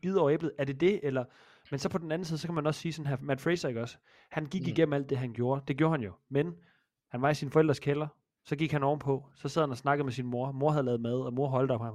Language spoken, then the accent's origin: Danish; Jutland, Denmark; Jeg er fra Jylland.